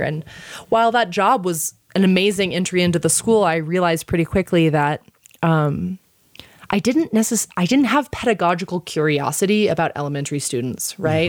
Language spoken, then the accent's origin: English; Texas, United States; moved away as an adult; now in Santa Fe, United States; being the Texan